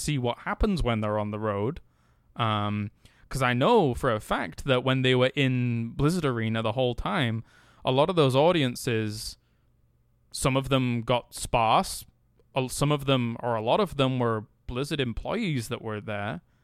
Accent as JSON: {"language": "English", "region": "England", "country": "United Kingdom", "said": "as somebody from England"}